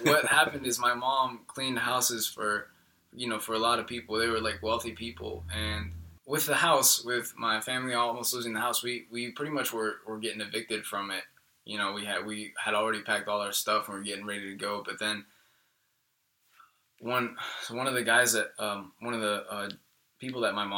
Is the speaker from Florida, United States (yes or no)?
yes; Jacksonville, Florida, United States; English is a second language; also born or lived in Colombia; I learned English and grew up in Jacksonville, Florida